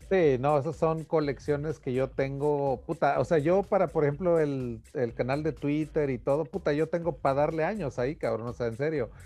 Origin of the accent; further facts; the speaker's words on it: Taxco, Guerrero, Mexico; moved away; ahí en mi ciudad natal había una imprenta